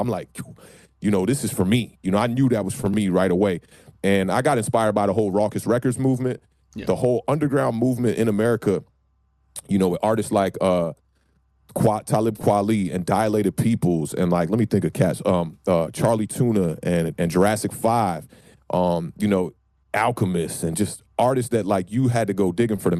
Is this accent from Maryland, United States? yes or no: yes; Maryland, United States; moved away as an adult; now in Washington, DC, United States; I'm born and raised in Maryland, right outside of DC